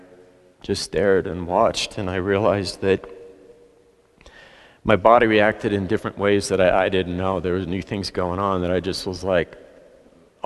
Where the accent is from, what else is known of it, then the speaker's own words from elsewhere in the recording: Salida, Colorado, United States; I grew up in Salida.